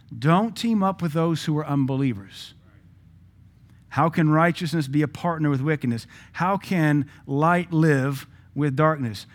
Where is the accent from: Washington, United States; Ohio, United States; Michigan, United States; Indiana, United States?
Washington, United States; Seattle; now in Cookeville, United States; I grew up in Seattle.